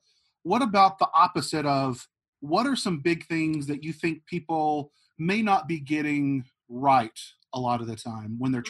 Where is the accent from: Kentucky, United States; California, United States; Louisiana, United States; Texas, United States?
Texas, United States; Archer City; I grew up in Archer City, mm-hmm. and I got to grow up on country music just outside of Wichita Falls.